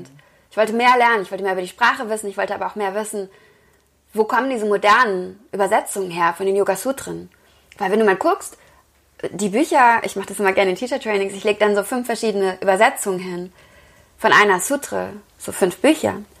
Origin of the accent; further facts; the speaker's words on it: Wesel, North Rhine-Westphalia, Germany; also born or lived in Cologne; ich komme aus Wesel